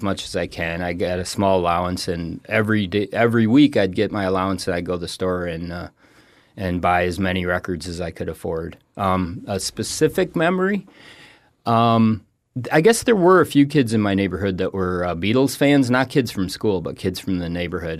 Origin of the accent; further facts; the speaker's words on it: Toledo, Ohio, United States; moved away as an adult; also born or lived in Rochester, New York / Laramie, Wyoming; now in Florida, United States; I grew up in Toledo, Ohio